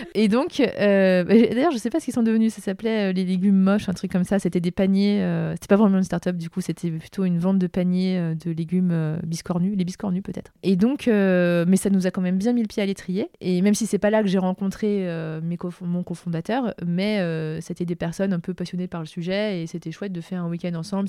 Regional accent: Lyon, Auvergne-Rhône-Alpes, France; c'était à la Altony Garnier à Lyon, et je suis lyonnaise

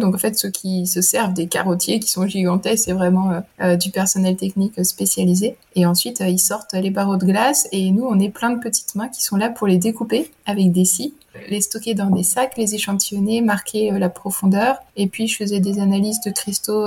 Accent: Burgundy, Bourgogne-Franche-Comté, France; moved away as an adult; also born or lived in Lyon / Grenoble; Moi, j'ai grandi en Bourgogne, donc rien à voir, dans la campagne de l'Est de la France

